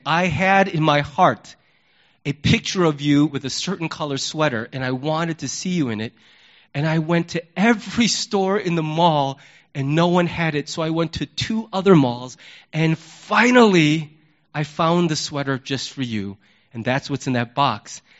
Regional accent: United States; as an American

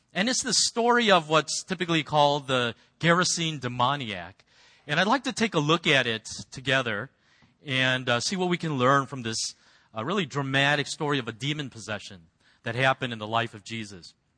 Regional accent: United States; as an American

